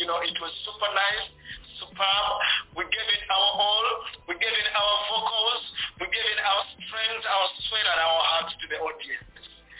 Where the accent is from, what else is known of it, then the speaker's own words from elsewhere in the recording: Uganda; I have my people from our country, Uganda.